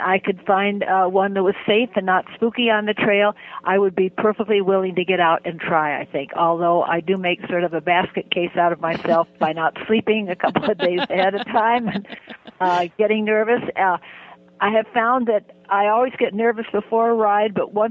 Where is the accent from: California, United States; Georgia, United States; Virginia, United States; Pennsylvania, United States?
California, United States; Santa Clara Valley; also born or lived in Santa Cruz Mountains, California; I'm within 40 miles of where I was born. I was born in the Santa Clara Valley, which is now Silicon Valley